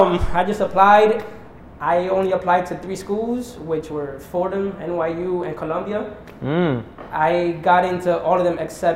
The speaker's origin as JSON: {"language": "English", "town": "Santiago de los Caballeros", "region": "Santiago", "country": "Dominican Republic", "tie": "born or raised there", "also_born_or_lived": "Bronx, New York", "moved": "as an adult", "lives_now": "New York, United States", "said": "I was born here. But I went very young to the Dominican Republic."}